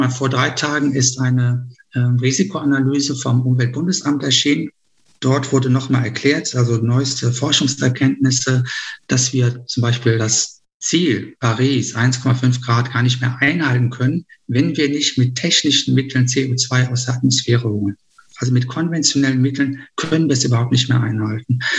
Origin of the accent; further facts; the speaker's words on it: Düsseldorf, North Rhine-Westphalia, Germany; wo wir als Düsseldorfer auch Nachholbedarf haben